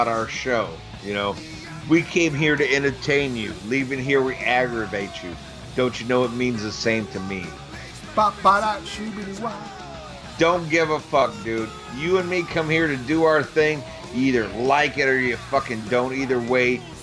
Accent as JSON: {"language": "English", "country": "United States", "said": "as an American, American"}